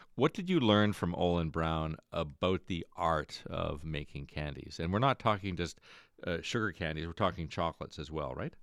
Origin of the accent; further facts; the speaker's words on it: Stratford, Ontario, Canada; from Stratford